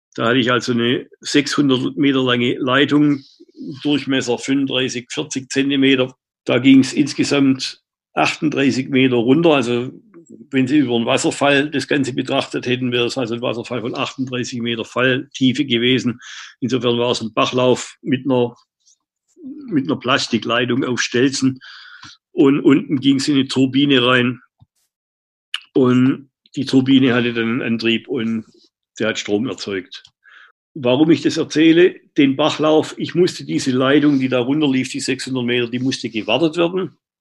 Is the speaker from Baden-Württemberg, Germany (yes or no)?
yes; Stuttgart, Baden-Württemberg, Germany; moved away as an adult; now in New Zealand; als Stuttgarter